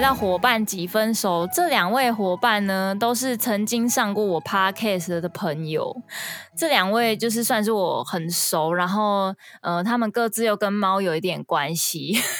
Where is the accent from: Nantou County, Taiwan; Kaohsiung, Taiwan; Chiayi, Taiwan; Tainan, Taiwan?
Kaohsiung, Taiwan; moved away; 身为高雄人